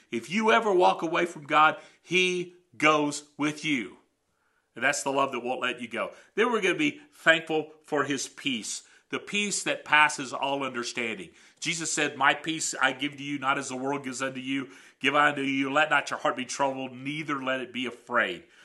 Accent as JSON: {"language": "English", "country": "United States", "also_born_or_lived": "Canada", "said": "as an American in Canada"}